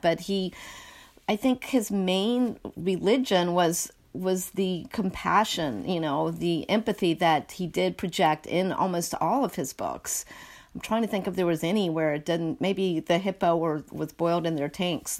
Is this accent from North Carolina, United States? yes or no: yes; North Carolina, United States; also born or lived in Northeast US; now in Northeast, United States; growing up in a small town in North Carolina